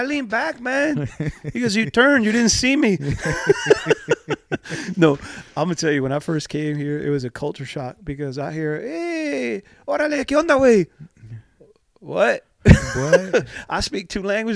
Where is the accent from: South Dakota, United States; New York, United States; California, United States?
New York, United States; moved away; I'm a New Yorker